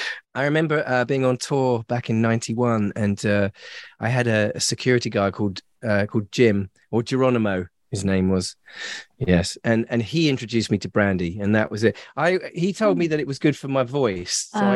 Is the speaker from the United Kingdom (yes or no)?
yes; England, United Kingdom